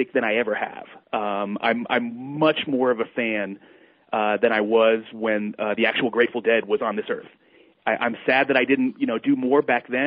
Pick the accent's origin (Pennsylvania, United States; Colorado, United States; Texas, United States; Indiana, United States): Colorado, United States; I grew up in a small town in Colorado